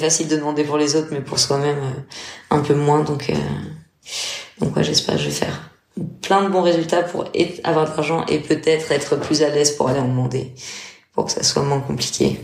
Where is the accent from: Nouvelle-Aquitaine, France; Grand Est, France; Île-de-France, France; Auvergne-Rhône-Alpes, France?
Grand Est, France; Metz; moved away as an adult; also born or lived in Portugal; je suis française, j'ai ans cinq ans. Je suis originaire de Metz.